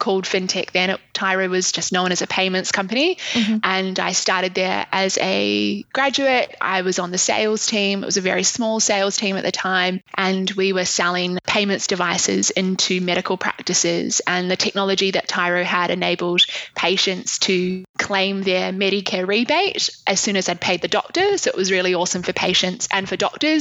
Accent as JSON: {"language": "English", "town": "Christchurch", "region": "Canterbury", "country": "New Zealand", "tie": "born or raised there", "also_born_or_lived": "Dunedin, New Zealand / London, United Kingdom", "moved": "as an adult", "lives_now": "Sydney, Australia", "said": "I grew up in a city called Christchurch, which is in the South Island. And I lived there until I was 18"}